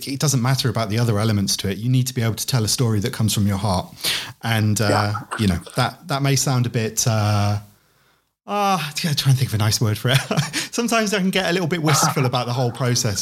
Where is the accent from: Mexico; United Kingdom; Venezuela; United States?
United Kingdom; I'm saying this as a Brit